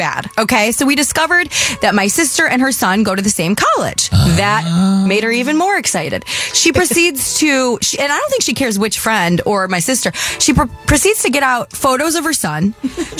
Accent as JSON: {"language": "English", "region": "Michigan", "country": "United States", "tie": "born or raised there", "moved": "yes", "said": "I grew up in Michigan"}